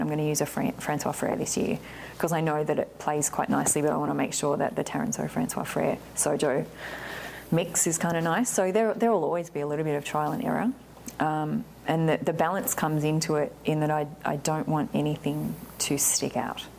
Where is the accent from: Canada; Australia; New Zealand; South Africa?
Australia; moved away as an adult; now in Oregon, United States; being Aussie